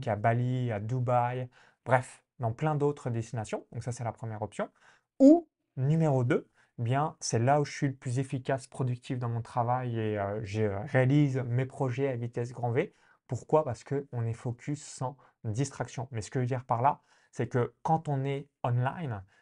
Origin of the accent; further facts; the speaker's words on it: countryside near Chalon-sur-Saône, Bourgogne-Franche-Comté, France; now in Estonia; moi de la campagne à côté de Chalon-sur-Saône